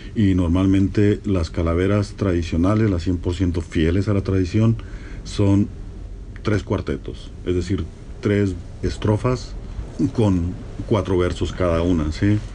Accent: north-central Mexico, Mexico; Yo soy norteño del centro y no se celebra el Día de los Muertos

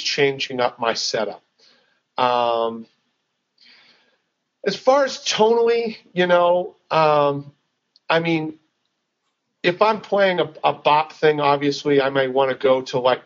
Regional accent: Boston, Massachusetts, United States; also born or lived in Dallas, Texas; now in Nashville, United States; I grew up in the Boston area

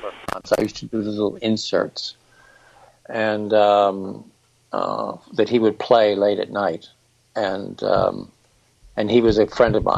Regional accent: Princeton, New Jersey, United States; moved away; growing up in Princeton, New Jersey

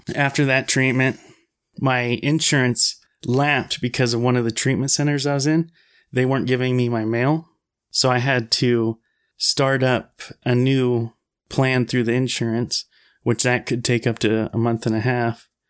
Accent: Wasilla, Alaska, United States; moved away as an adult; also born or lived in Anchorage, Alaska; I'm from Anchorage, or Wasilla, Alaska

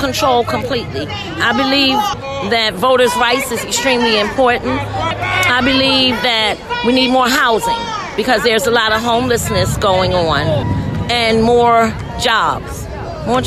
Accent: Baltimore, Maryland, United States; I'm from Baltimore, Maryland.

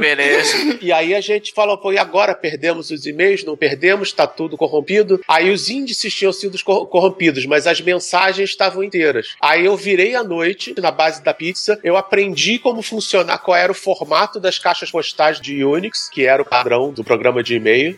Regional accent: Brazil; Como bom brasileiro

